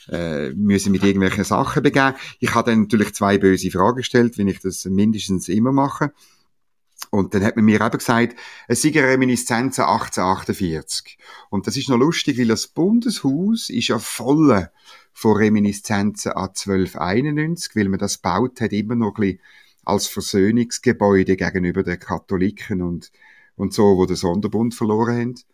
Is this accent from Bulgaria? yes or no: no; Eastern Switzerland, Switzerland; Nein, ich bin halt ein richtiger Schweizer, gell? ich frage immer gerne.